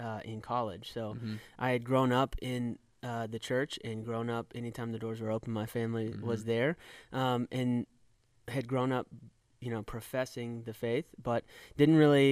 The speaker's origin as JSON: {"language": "English", "region": "East Texas", "country": "United States", "moved": "yes", "lives_now": "Indianapolis, United States", "said": "I am from East Texas"}